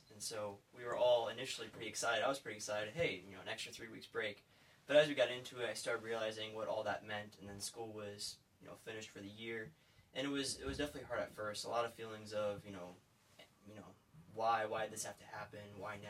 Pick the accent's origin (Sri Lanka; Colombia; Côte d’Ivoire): Côte d’Ivoire; Well, I grew up in the Ivory Coast of West Africa. My dad has been a missionary there for, you know, 25 plus years. And I grew up there